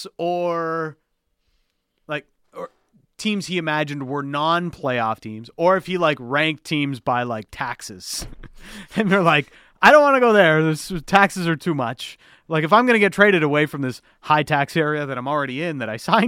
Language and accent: English; Canada; for a lot of kids growing up in Canada, you know, me coming up in the media business or wanting to be in media when I was a young chap